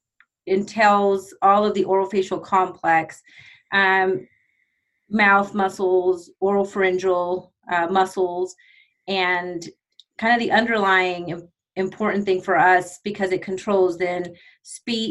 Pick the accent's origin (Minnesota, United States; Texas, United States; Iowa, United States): Texas, United States; Odessa; also born or lived in Abilene, Texas; I'm from Odessa, Texas, way over here, West Texas.